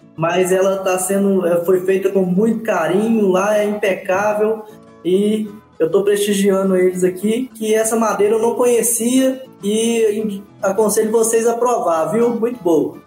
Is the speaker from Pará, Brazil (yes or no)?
no; Manhuaçu, Minas Gerais, Brazil; eu tive sorte de nascer em Manhuaçu, em Minas Gerais, que e numa terra de café, então eu na, cresci na Avenida Barão do Rio Branco, em Manhuaçu